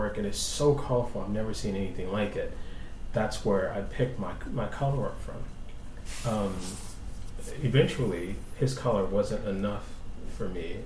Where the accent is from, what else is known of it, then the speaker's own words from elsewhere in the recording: New Orleans, Louisiana, United States; I grew up in Treme mostly